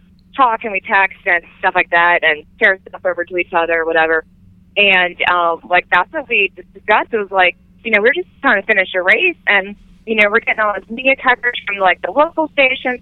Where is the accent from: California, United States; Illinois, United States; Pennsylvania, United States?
Pennsylvania, United States; Pittsburgh; that's my hometown. You know, that's where I grew up